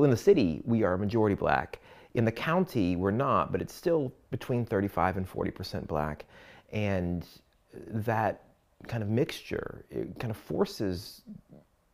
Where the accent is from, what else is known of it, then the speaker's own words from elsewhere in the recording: Louisiana, United States; moved away as an adult; now in Valdosta, United States; I am from the South and I am from a place that looks very much like this in Louisiana.